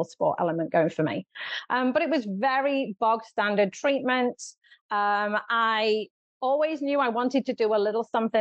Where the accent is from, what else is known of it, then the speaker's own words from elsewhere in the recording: United Kingdom; moved away as an adult; now in Southern California, United States; you can probably tell from my accent that I am from the UK